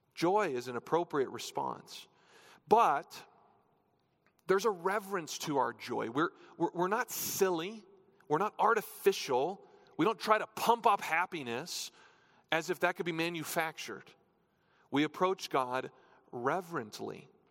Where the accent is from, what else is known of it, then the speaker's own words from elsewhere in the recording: New Hampshire, United States; now in Colorado, United States; I grew up in New Hampshire